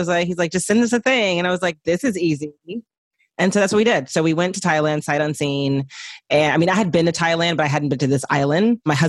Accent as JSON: {"language": "English", "town": "Houston", "region": "Texas", "country": "United States", "tie": "born or raised there", "also_born_or_lived": "Nice, France", "moved": "as an adult", "lives_now": "Los Angeles, United States", "said": "Yeah, I grew up in Houston. I came to LA for college and never left."}